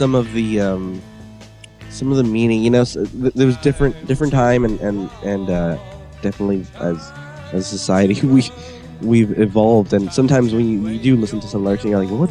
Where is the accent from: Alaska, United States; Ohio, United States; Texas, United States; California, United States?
California, United States; Los Angeles; where I'm from